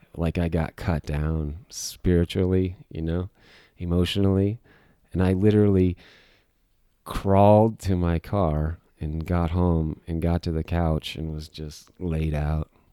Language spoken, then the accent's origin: English; Arizona, United States; moved away as an adult; also born or lived in Golden, Colorado; I grew up in Arizona